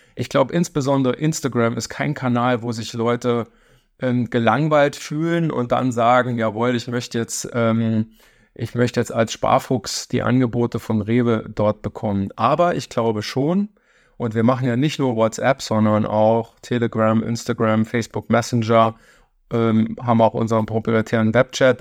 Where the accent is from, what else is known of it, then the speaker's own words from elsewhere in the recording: St. Wendel, Saarland, Germany; moved away as an adult; also born or lived in Stuttgart / Berlin; gebürtig Saarländer, ähm, da groß geworden in der Stadt von Klobus, äh, St. Wendel